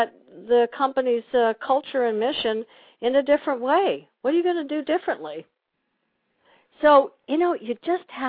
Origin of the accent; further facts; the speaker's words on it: Long Island, New York, United States; I grew up in Long Island